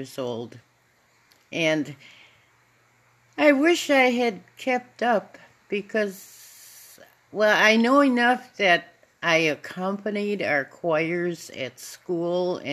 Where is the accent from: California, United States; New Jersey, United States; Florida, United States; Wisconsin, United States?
Wisconsin, United States; West Allis; I was born in West Dallas, Wisconsin